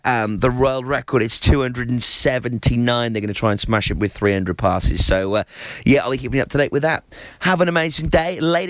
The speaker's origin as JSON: {"language": "English", "region": "Wales", "country": "United Kingdom", "said": "we're Welsh, not English."}